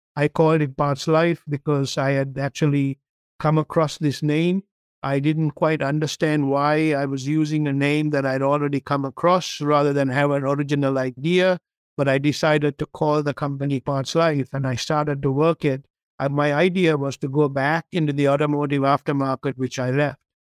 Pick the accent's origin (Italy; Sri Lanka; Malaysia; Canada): Sri Lanka; English is a second language; moved away as an adult; now in United States; I grew up in Sri Lanka. I came to this country when I was 22 years old to go to university